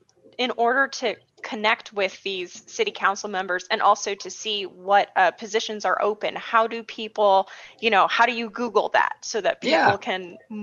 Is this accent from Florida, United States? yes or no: no; San Francisco, California, United States; now in Phoenix, United States; I actually am a San Francisco native.